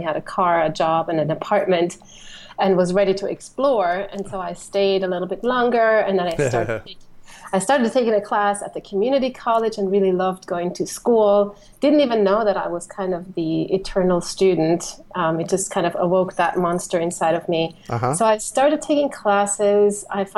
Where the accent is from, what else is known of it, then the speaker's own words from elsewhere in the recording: Switzerland; moved away as an adult; now in Phoenix, United States; I'm originally from Switzerland, but I found my home in Phoenix now.